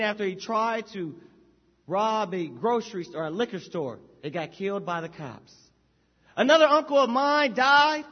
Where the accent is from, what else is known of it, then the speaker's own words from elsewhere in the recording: Anaheim, California, United States; I grew up in Anaheim, that's Orange County